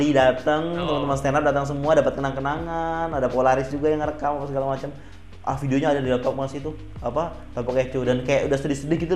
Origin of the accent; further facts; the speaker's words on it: Jambi, Indonesia; aku sebelum lulus dijanjikan sebuah pekerjaan di kota asalku pak di Jambi